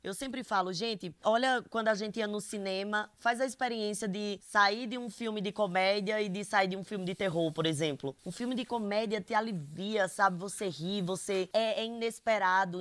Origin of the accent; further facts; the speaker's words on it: interior of Paraíba, Brazil; accent: Nordestino; é interior da Paraíba, sabe? O meu sotaque é muito forte